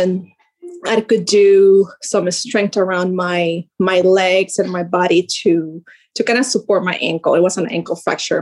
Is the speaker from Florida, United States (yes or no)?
yes; Sarasota, Florida, United States; I'm from Sarasota, Florida.